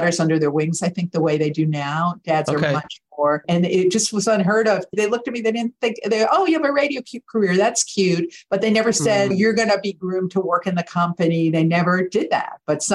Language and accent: English; outside New York City, United States; also born or lived in Clinton, New York / Lakeland, Florida; I grew up in New York City, outside of New York City, where the rock radio was amazing